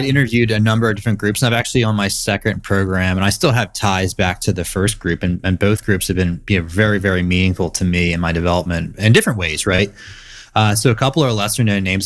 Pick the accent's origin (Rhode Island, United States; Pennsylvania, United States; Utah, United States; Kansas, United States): Pennsylvania, United States; Philadelphia suburbs; born and raised in the Philadelphia suburbs